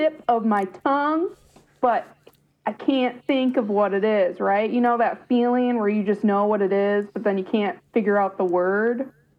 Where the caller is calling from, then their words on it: Madison, Wisconsin, United States; I'm calling from Madison, Wisconsin.